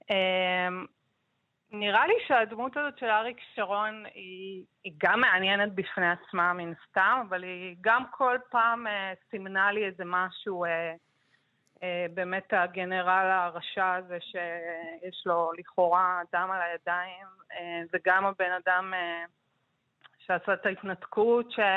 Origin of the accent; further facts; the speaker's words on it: Jerusalem, Jerusalem District, Israel; אני גדלתי בירושלים בניינטיז, אז חוויתי הרבה מאוד פיגועים.